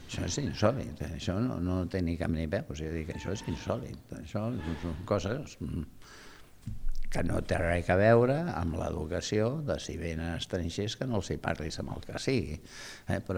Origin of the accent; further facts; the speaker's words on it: Barcelona, Catalonia, Spain; born there; He nascut a l'Eixample i visc a Sant Gervasi.